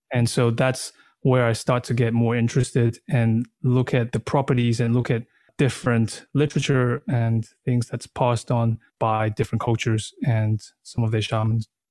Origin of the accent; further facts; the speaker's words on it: Australia; moved away as an adult; also born or lived in Taiwan / Thailand / China / New York; now in Berlin, Germany; that was the age when we went to Australia, and then I grew up in Australia